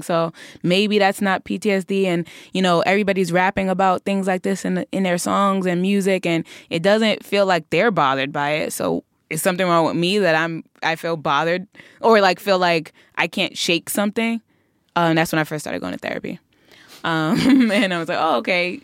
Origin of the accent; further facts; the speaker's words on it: New York City, New York, United States; we're always so excited to be from Brooklyn